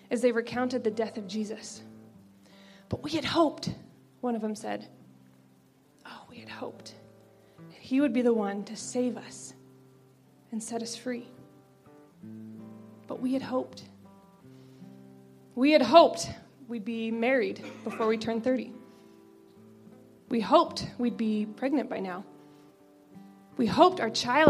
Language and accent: English; just outside of Annapolis, Maryland, United States; I grew up just outside of Annapolis, Maryland, where it snows plenty